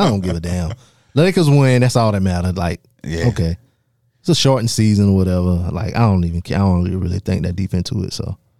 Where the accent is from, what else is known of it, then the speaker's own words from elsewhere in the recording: Darlington, South Carolina, United States; I'm from Darlington, South Carolina.